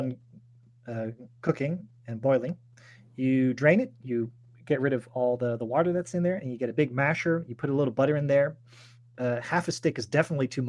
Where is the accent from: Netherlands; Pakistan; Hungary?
Netherlands